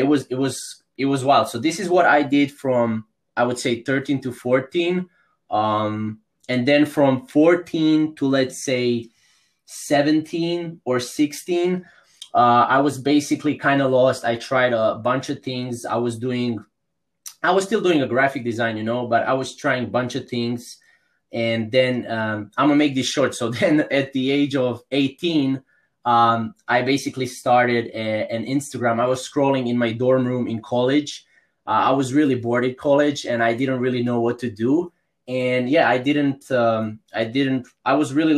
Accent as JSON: {"language": "English", "country": "Croatia", "said": "I'm from Croatia. It's a small country in Europe."}